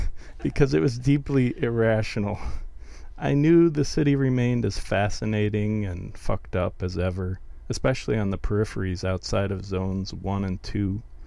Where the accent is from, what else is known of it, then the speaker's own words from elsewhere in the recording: Wisconsin, United States; moved away; also born or lived in London; I grew up in snowy Wisconsin, the land of the ice fishermen